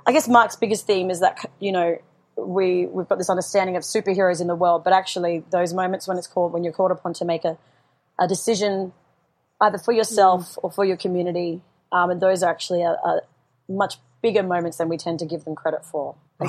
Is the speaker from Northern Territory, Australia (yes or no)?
yes; Darwin, Northern Territory, Australia; I'm from Darwin.